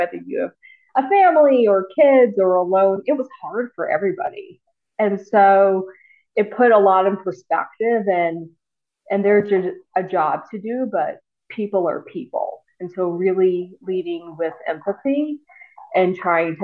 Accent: the South, United States; growing up in the South

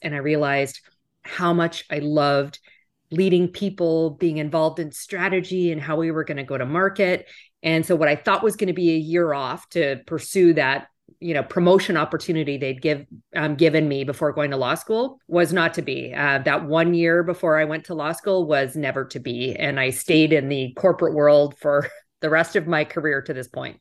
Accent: Western Canada, Canada; moved away as an adult; also born or lived in Toronto, Canada; now in United States; I grew up in Western Canada

